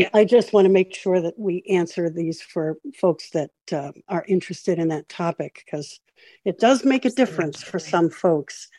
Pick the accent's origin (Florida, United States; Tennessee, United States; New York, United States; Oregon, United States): Florida, United States; Florida, my home state